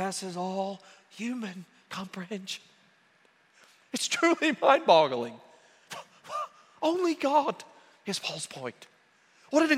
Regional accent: near Norman, Oklahoma, United States; I grew up near Norman, and so obviously I'm an OU fan

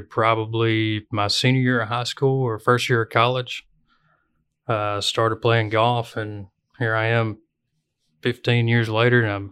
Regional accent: Beebe, Arkansas, United States; So I'm from Beebe, Arkansas, which is kind of where Oakley started, you know, back in the 60s.

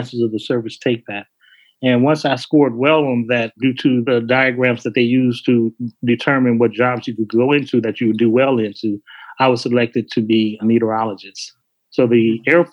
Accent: Chicago, Illinois, United States; moved away as an adult; me growing up in Chicago

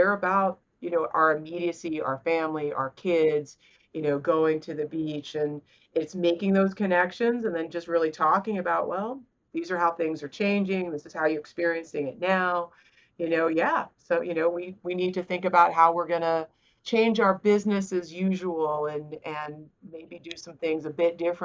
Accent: South Carolina, United States; I'm from South Carolina, right? I live in the heart of what you consider red states

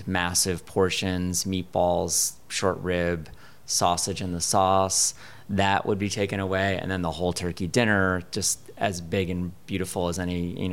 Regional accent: New Haven, Connecticut, United States; moved away as an adult; also born or lived in Providence, Rhode Island; now in Chicago, United States; I grew up in Connecticut

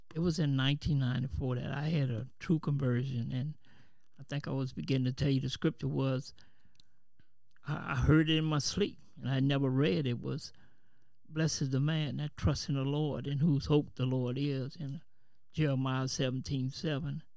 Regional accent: New Orleans, Louisiana, United States; now in Kenner, United States; I'm from New Orleans, but presently I stay in Kenner

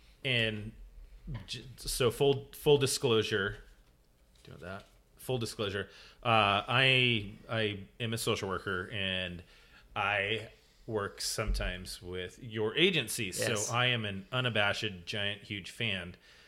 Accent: Nampa, Idaho, United States; also born or lived in San Diego / Spokane, Washington; now in Boise, United States; So I've grown up in Idaho. I was born in Nampa. I graduated from Nampa High School.

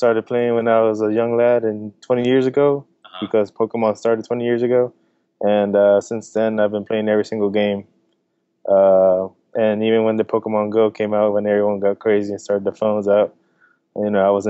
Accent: Delaware, United States; also born or lived in New Jersey; So I was born in New Jersey. I moved to Delaware in 2000, and that's where I got to meet Yesenia. We met at a young age. Then later on down the road, you know, I grew up in Delaware, all the whole middle school, high school, everything.

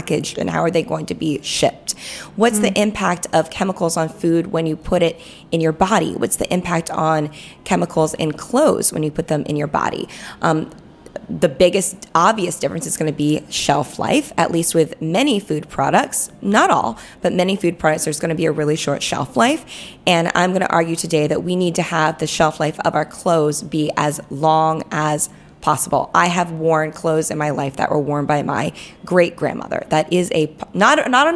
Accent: North Carolina, United States; moved away; I'm originally from North Carolina, which had a cotton industry and it had a wool industry

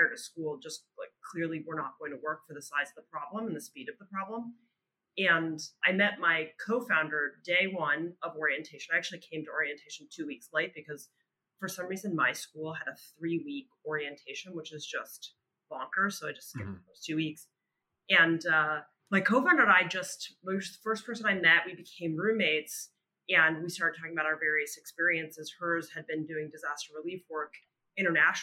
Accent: northern New Jersey, United States; accent: New Jersey; now in Brooklyn, United States; I'm actually from pretty close outside the city in New Jersey

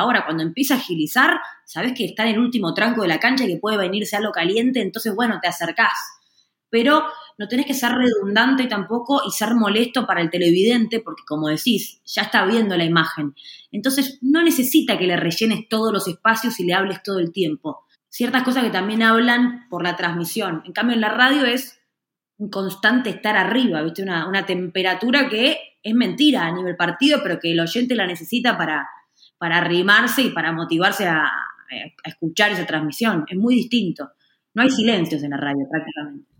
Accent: Argentina; en la Argentina, donde soy yo

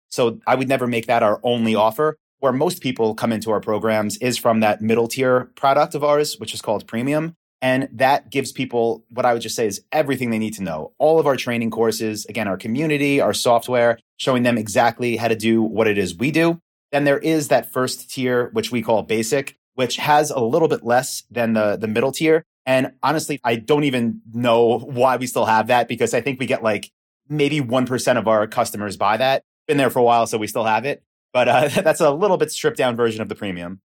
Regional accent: Long Island, New York, United States; accent: East Coast; now in Austin, United States; I'm from New York, from Long Island.

